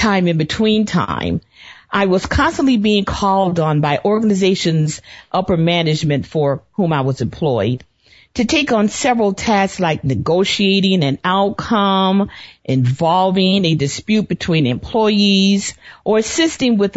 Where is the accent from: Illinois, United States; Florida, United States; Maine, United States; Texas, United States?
Illinois, United States; Chicago; born or raised there; also born or lived in Birmingham, Alabama